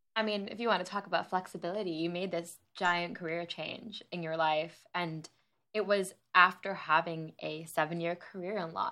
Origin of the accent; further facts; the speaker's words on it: Long Island, New York, United States; I grew up on Long Island, New York.